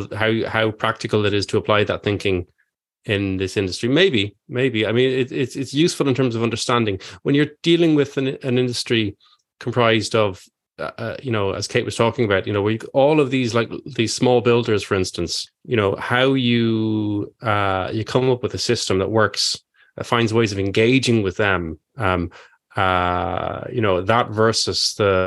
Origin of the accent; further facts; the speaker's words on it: Ireland; I'm Irish